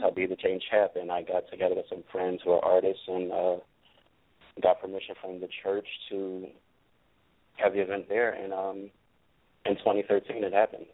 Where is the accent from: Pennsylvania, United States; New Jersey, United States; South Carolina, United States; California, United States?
Pennsylvania, United States; Philadelphia; I was born and raised in Philly